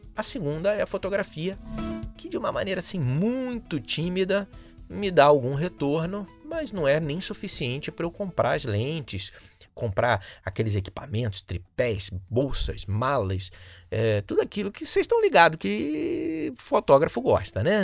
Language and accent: Portuguese; Rio de Janeiro, Brazil; sou natural do Rio de Janeiro, sou carioca